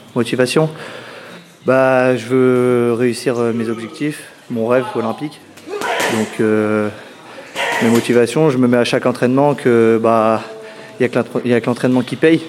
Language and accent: French; Louviers, Normandy, France; now in Paris, France; je viens de Louviers